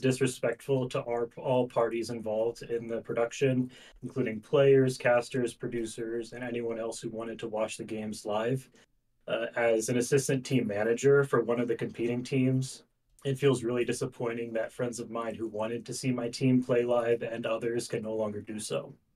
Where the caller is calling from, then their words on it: Pennsylvania, United States; calling from Pennsylvania.